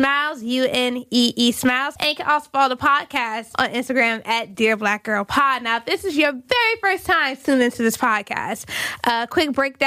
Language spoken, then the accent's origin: English; Maryland, United States; moved away as an adult; now in New York, United States; I'm originally from Maryland